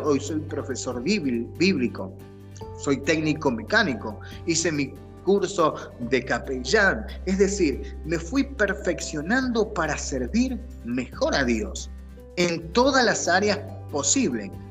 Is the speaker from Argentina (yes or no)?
yes; Argentina; moved away as an adult; now in United States; como decimos en Argentina